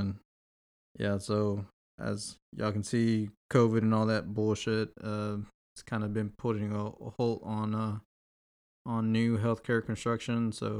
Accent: Houston, Texas, United States; So from Houston, Texas, born and raised.

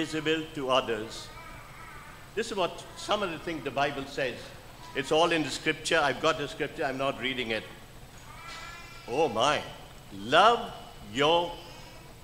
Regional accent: India; also born or lived in Missouri, United States; now in United States; I'm an Indian citizen, no longer

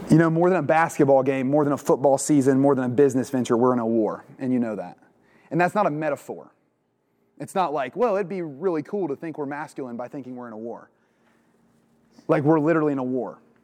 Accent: Portsmouth, Ohio, United States; now in Westerville, United States; I'm from Portsmouth, Ohio originally.

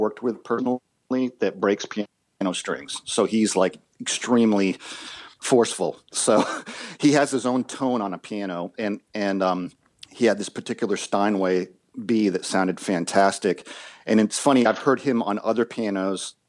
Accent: Massachusetts, United States; also born or lived in Boston; now in Nashville, United States; I'm originally from Massachusetts, and I moved to Nashville in 1993

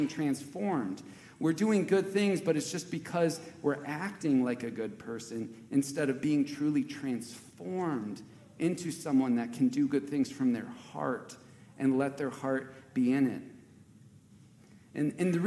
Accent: Wisconsin, United States; I grew up in Wisconsin

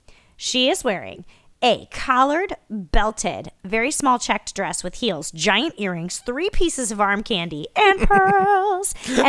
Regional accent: Midwest, United States; I'm from the Midwest.

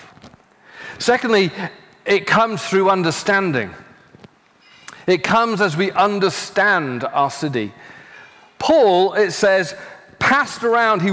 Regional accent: United Kingdom; now in Los Angeles, United States; I'm from the UK, I'm now an American citizen.

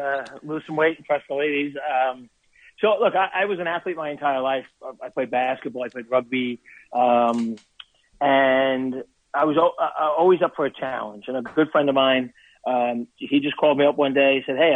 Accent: Brooklyn, New York, United States; accent: Brooklyn; now in Rockaway Beach, New York; The accent comes to you from Brooklyn, New York, baby.

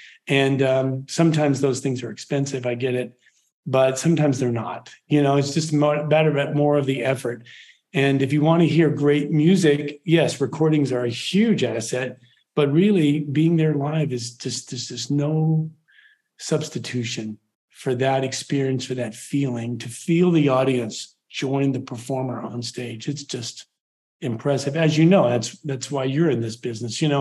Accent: Richmond, Virginia, United States; moved away; I grew up in Richmond, Virginia, right outside of Richmond, Virginia

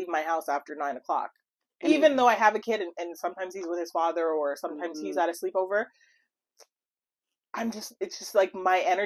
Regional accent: Montreal, Quebec, Canada; moved away; I was born and raised in Montreal, Quebec, and then I came here

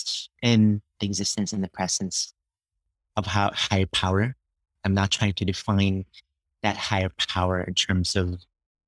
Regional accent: Philippines; moved away; I was born and grew up in the Philippines

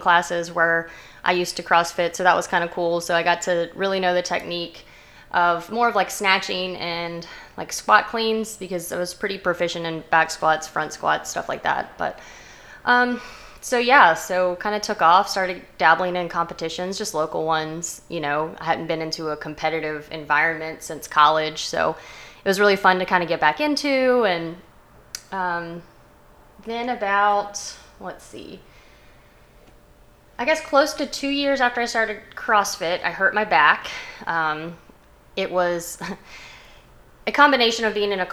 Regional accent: Richmond, Virginia, United States; moved away as an adult; also born or lived in New York City; I'm from Richmond, Virginia

